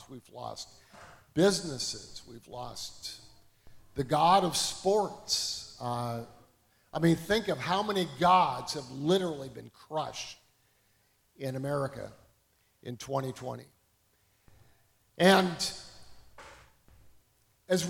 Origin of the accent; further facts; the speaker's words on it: Canada; moved away as an adult; now in United States; I grew up in Canada.